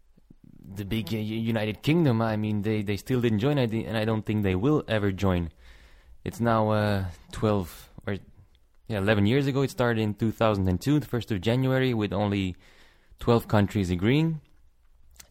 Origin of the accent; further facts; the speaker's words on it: Antwerp, Flanders, Belgium; I'm from Antwerp in Belgium